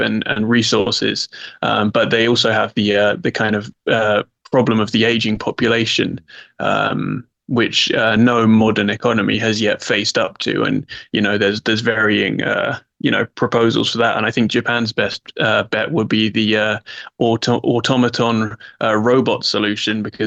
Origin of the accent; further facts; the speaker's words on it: England, United Kingdom; I'm English in my soul